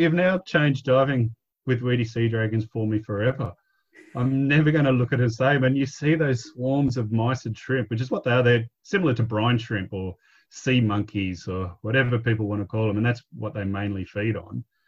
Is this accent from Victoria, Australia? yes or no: yes; Victoria, Australia; moved away as an adult; also born or lived in Cronulla, New South Wales; I grew up in Victoria.